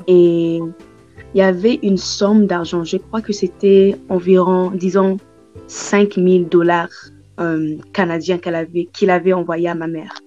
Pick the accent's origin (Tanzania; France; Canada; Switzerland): Tanzania; je suis née en Tanzanie